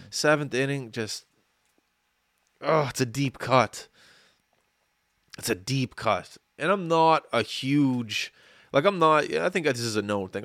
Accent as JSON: {"language": "English", "country": "Canada", "said": "as a Canadian"}